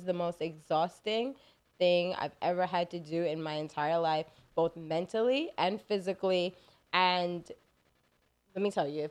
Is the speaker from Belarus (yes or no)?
no; Belize; I'm from Belize. My family's from Belize.